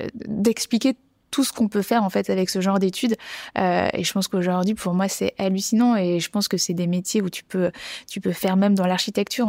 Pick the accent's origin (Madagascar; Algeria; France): France; Bordeaux, Nouvelle-Aquitaine; j'ai grandi à Bordeaux